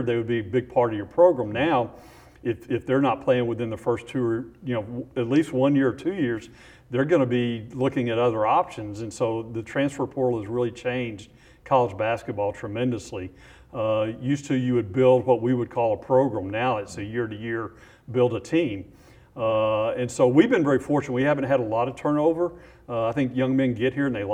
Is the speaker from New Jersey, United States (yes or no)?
no; Houston, Texas, United States; I grew up in Houston